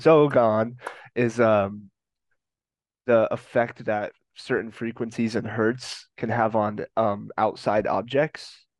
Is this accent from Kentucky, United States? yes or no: no; Colorado, United States; I'm from Colorado